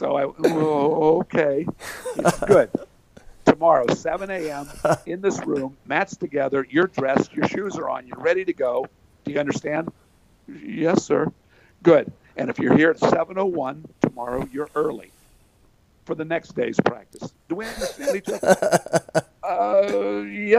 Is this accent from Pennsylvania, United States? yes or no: yes; Hollidaysburg, Pennsylvania, United States; my hometown of Hollidaysburg, Pennsylvania